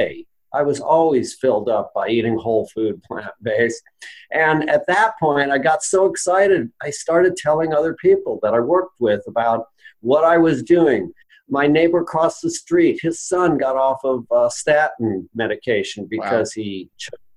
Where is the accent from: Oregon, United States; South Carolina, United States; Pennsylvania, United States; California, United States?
Oregon, United States; Roseburg; I started a lifestyle medicine practice in my hometown of Roseburg, Oregon